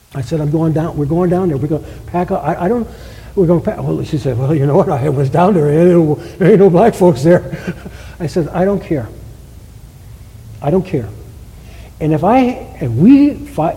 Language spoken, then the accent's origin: English; Cleveland, Ohio, United States; we grew up in Cleveland, my wife